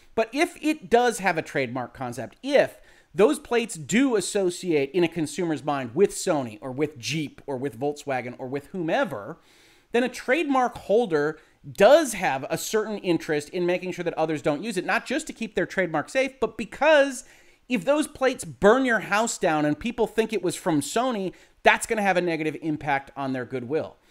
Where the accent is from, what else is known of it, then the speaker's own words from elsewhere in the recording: Southeast Michigan, United States; I'm from Southeast Michigan